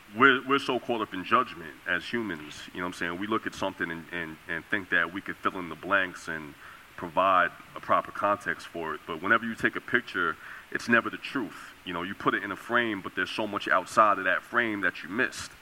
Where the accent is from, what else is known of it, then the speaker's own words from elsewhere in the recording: New York, United States; growing up in New York